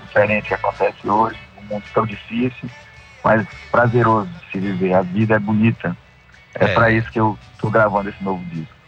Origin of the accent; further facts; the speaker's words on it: Pará, Brazil; a minha família toda é do Nordeste, como você bem disse, minha família toda, né? Paraíba, Ceará, e eu só nasci no Pará